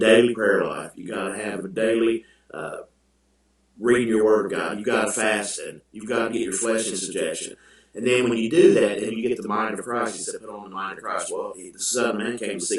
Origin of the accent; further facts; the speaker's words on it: Ironton, Ohio, United States; I was born and raised here in Ironton, Ohio